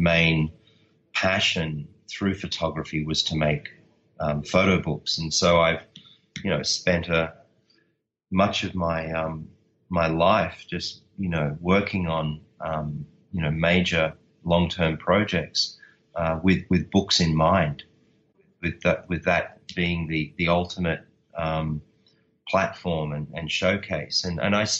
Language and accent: English; Australia; I'm Australian